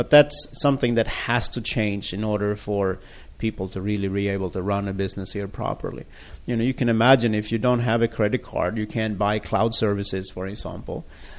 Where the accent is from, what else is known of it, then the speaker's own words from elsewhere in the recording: Sweden; moved away as an adult; now in Taiwan; I'm from Sweden originally, but I've been here in Taiwan for the last 18 years.